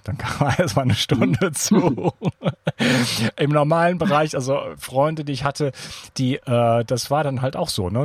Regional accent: Germany; als Deutscher

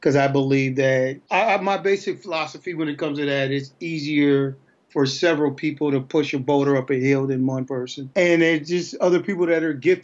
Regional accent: St. Paul, Minnesota, United States; moved away as an adult; also born or lived in Little Rock, Arkansas; I am from Minnesota, or St. Paul, Minnesota

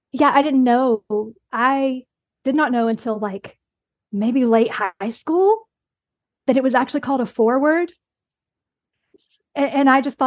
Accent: the South, United States; I am from the South. I did go to one of those rural high schools.

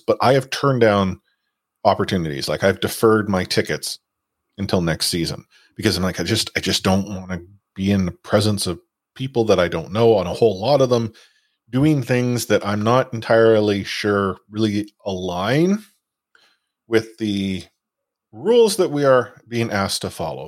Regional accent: Vancouver, British Columbia, Canada; I'm from Vancouver

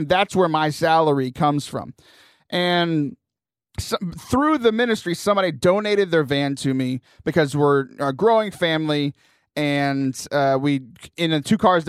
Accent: Lake Jackson, Texas, United States; moved away; back in Lake Jackson, my hometown. It's about 45 minutes south of Houston.

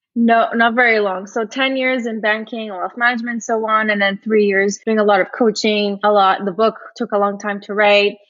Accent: Brazil; moved away; I originally I'm from Brazil. I grew up, I was raised and grew up in Brazil.

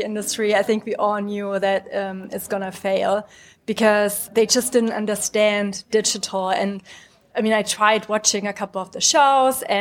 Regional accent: Germany; moved away as an adult; now in United Kingdom; I'm originally from Germany

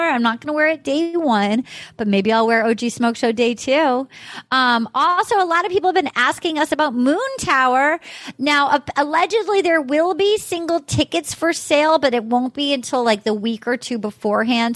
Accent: Little Compton, Rhode Island, United States; moved away; my hometown, Little Compton, Rhode Island

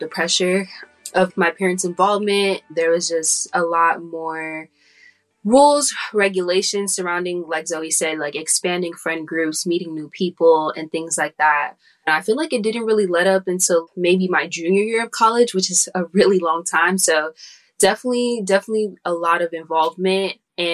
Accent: Los Angeles, California, United States; I'm from California and LA area, so I went to UCLA.

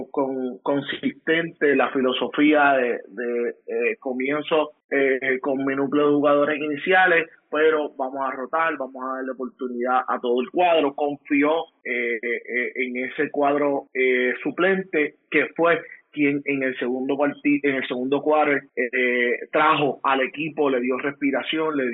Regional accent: Puerto Rico; Soy boricua antes que todo, me apasiona eh, el deporte, el deporte patrio

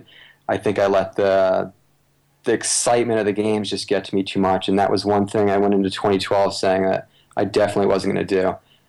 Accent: Canada; Obviously, growing up in Canada, Sully is a big runner that most runners should want to be like.

